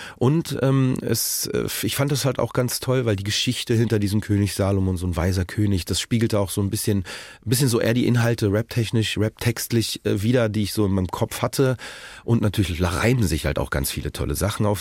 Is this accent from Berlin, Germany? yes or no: yes; Berlin, Germany; Currywurst als Berliner